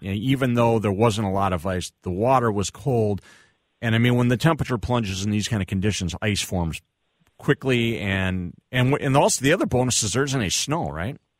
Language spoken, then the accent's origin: English; United States; moved away; also born or lived in Winona, Minnesota; I grew up, I went to high school and middle school down in the Trump-Lo area